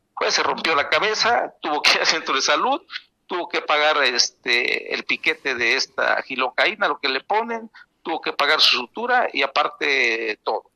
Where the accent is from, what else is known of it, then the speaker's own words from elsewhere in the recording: Yautepec, Morelos, Mexico; en mi pueblo, aquí en Yautepec